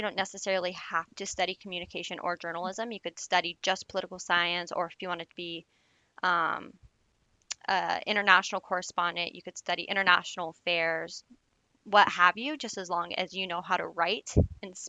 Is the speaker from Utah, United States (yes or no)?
yes; Utah, United States; moved away as an adult; also born or lived in Fairfax, Virginia; my hometown in particular in the middle of Utah was very small.